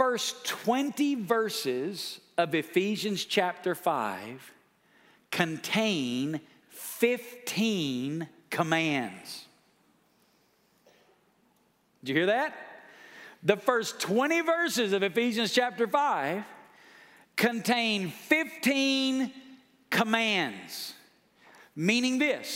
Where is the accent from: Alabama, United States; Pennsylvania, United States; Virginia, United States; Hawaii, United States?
Alabama, United States; moved away as an adult; now in Las Vegas, United States; I'm from Alabama.